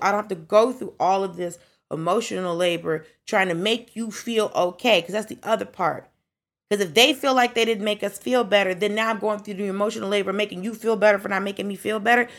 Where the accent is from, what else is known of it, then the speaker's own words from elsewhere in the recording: Atlanta, Georgia, United States; I grew up in Atlanta